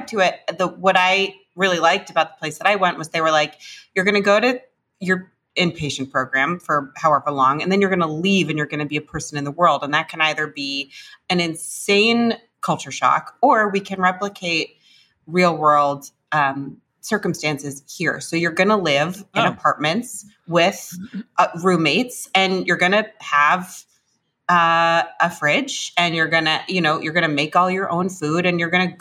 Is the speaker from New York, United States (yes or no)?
yes; New York City, New York, United States; I grew up in New York City.